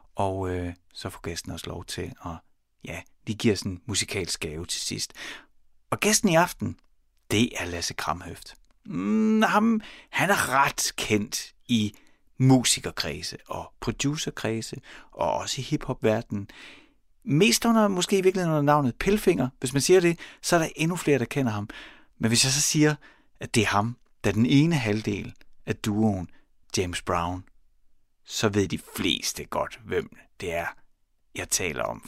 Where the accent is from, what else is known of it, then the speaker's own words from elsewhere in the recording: Horsens, Central Denmark Region, Denmark; jeg er i 5. klasse kom altså cyklet hjem fra skolen, Søndermarksskolen i Horsens